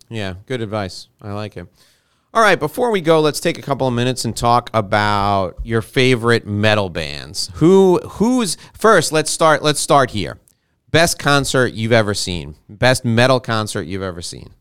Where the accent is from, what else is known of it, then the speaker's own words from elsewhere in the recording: New York, United States; I was born and raised in New York